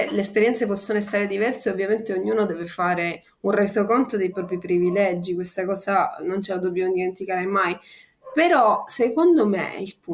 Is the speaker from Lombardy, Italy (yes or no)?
no; Sicily, Italy; io sono siciliana, nata in Sicilia, cresciuta in Sicilia, ho passato del tempo fuori, però insomma sono tornata a vivere qua e i miei genitori sono siciliani.